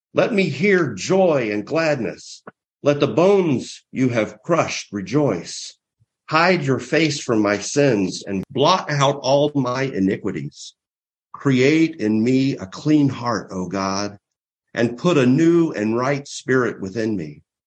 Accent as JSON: {"language": "English", "area": "near the heart of Mardi Gras", "region": "Southeast", "country": "United States", "moved": "yes", "said": "I'm from the Southeast, right near the heart of uh, real Mardi Gras celebration"}